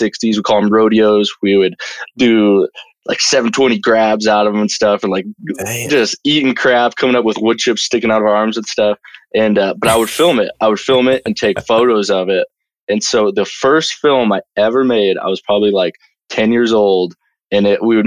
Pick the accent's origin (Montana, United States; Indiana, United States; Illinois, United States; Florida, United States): Montana, United States; Bozeman; I'm from Bozeman, Montana, born and raised.